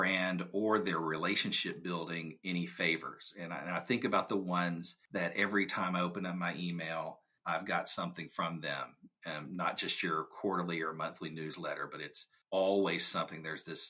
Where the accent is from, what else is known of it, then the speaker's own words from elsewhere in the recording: South Arkansas, United States; A good portion of the folks that grew up in my hometown, even to this day, end up going to the University of Arkansas